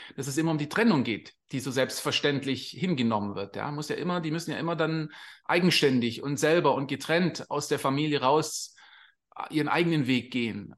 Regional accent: Swabia, Baden-Württemberg, Germany; moved away as an adult; also born or lived in England; now in Costa Rica; wir kommen aus Süddeutschland, wir sind Schwabe und da ist steimler benz in Sindelfinger

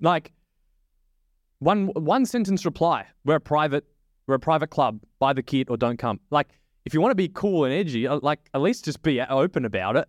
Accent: Australia; as an Aussie

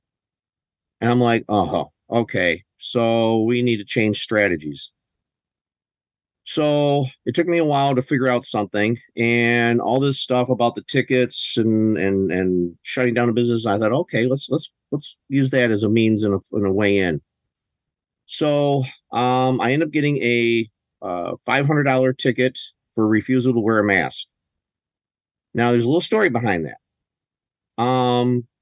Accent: Michigan, United States; born and raised on the soil of Michigan.

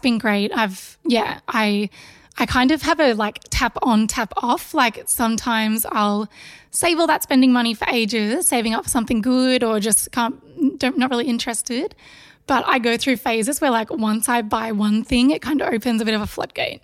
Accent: Melbourne, Victoria, Australia; from Melbourne, born and bred

